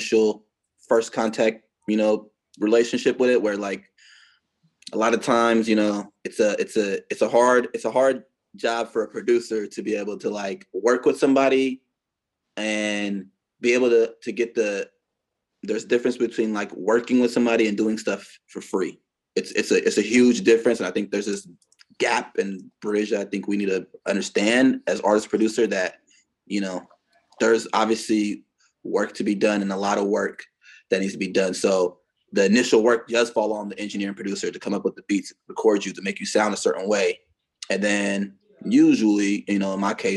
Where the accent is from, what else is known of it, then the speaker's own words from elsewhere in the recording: San Francisco, California, United States; I'm from San Francisco. I was born and raised out there.